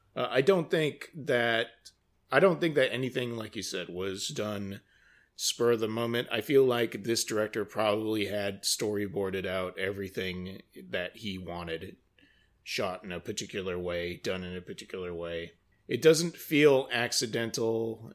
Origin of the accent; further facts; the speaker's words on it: United States; as an American